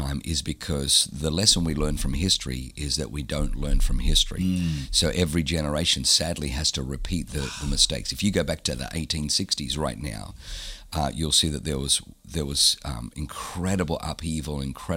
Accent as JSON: {"language": "English", "country": "Australia", "tie": "born or raised there", "also_born_or_lived": "Southern Germany", "said": "I was born in Germany, but I was growing up in Australia"}